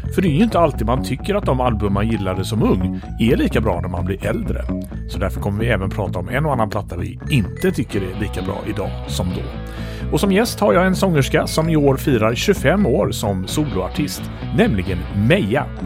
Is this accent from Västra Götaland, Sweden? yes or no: yes; Landvetter, Västra Götaland, Sweden; also born or lived in United States; bodde i Landvetter utanför Göteborg